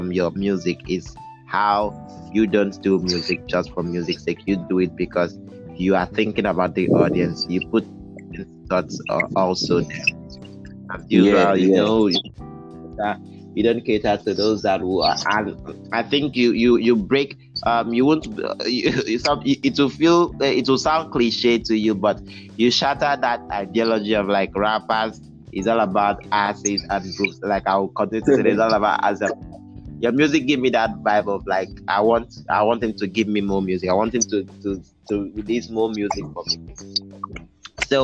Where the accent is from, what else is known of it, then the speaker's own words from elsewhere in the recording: Nigeria; I'm a Nigerian